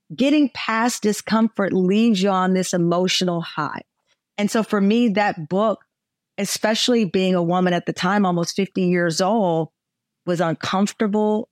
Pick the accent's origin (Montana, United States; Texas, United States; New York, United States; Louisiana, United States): Texas, United States; moved away as an adult; also born or lived in Chicago; I'm a Texan